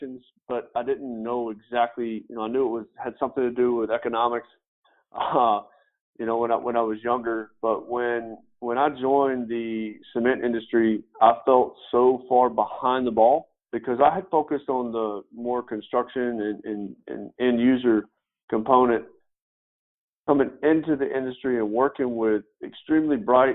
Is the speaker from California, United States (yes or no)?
no; West Tennessee, United States; moved away as an adult; also born or lived in Florida / Franklin, Tennessee; I was born and raised in West Tennessee